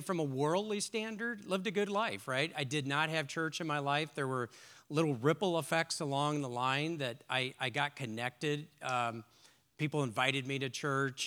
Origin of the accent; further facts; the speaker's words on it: Long Beach, California, United States; I grew up on the West Coast in, in Long Beach, California